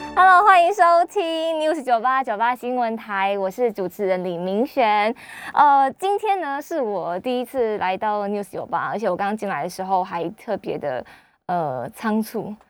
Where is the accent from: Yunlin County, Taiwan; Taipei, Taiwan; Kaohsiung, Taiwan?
Kaohsiung, Taiwan; also born or lived in Beijing; 因为我是高雄人